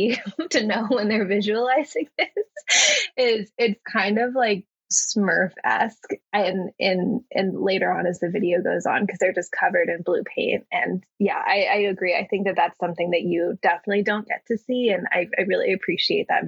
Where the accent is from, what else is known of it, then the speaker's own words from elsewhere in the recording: Texas, United States; I grew up in Texas